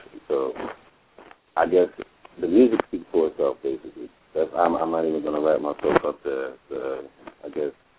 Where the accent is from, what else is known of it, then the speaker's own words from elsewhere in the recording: New Jersey, United States; I'm from New Jersey.